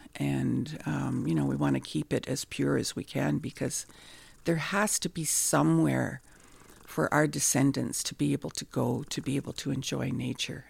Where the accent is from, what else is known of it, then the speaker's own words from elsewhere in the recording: Nipigon, Ontario, Canada; I'm from the Red Rock Indian Band, and I'm happy to call this sacred land Nippin